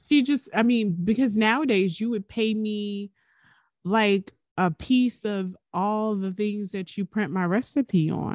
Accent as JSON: {"language": "English", "town": "Highland Park", "country": "United States", "tie": "born or raised there", "said": "growing up in Highland Park on Carolina Avenue"}